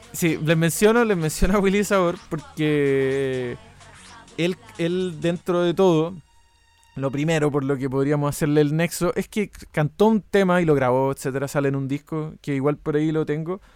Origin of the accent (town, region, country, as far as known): Chile; moved away as an adult; also born or lived in Canada